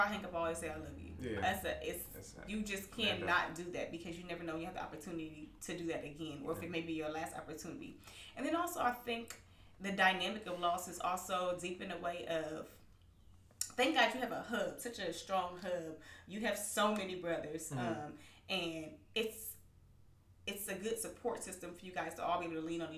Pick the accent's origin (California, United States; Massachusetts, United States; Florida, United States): California, United States; Southern; us all growing up in Southern California